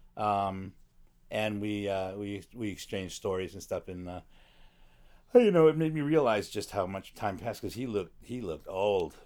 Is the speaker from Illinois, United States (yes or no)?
yes; Chicago, Illinois, United States; moved away as an adult; also born or lived in New York; now in Los Angeles, United States; I was in the top ten percent of my class in a magnet school in Chicago